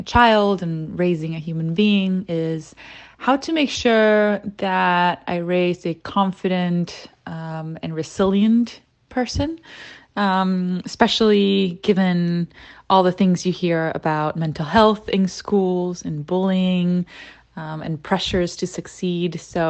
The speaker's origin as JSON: {"language": "English", "town": "San Francisco", "region": "California", "country": "United States", "said": "I am from San Francisco."}